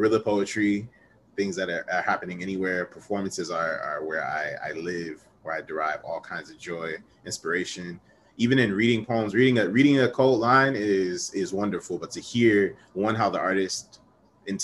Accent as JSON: {"language": "English", "region": "Ohio", "country": "United States", "said": "I'm from Ohio"}